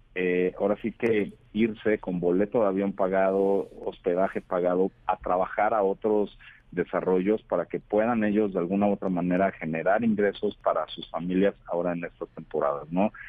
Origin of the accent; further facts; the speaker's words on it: Mexico; como mexicanos